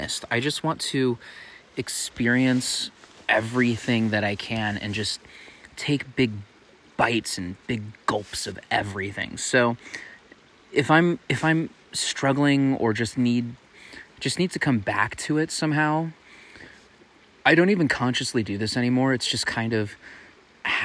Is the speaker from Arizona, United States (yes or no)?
yes; Tucson, Arizona, United States; Tucson, Arizona, my hometown